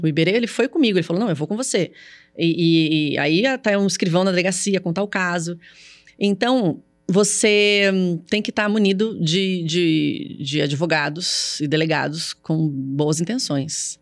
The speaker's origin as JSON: {"language": "Portuguese", "region": "São Paulo", "country": "Brazil", "said": "sou paulista, eu falo assim"}